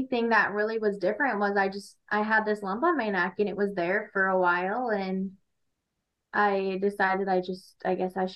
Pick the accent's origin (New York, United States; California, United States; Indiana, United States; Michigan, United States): Michigan, United States; Armada; now in Shelby Township, United States; I am from Armada, Michigan. I live around Shelby Township currently